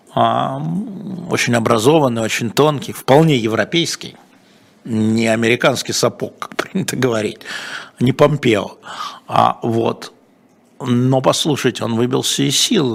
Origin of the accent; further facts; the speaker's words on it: Moscow, Russia; мы с вами в одной десятой школе в Лялином переулке учились